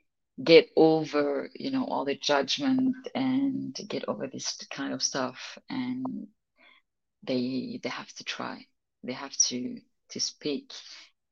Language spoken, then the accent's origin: English; France; accent: French; English is a second language; I have an accent. I have definitely French accent